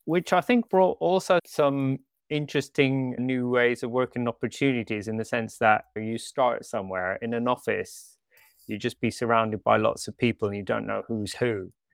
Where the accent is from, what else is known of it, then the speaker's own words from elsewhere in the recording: Canada; moved away as an adult; also born or lived in Switzerland; now in London, United Kingdom; I'm actually part Swiss, part British, but I grew up in Canada